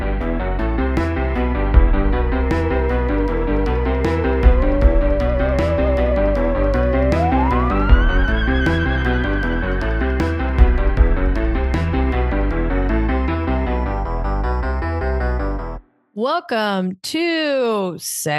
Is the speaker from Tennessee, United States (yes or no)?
no; Iowa, United States; growing up in Iowa, not around mountains or hills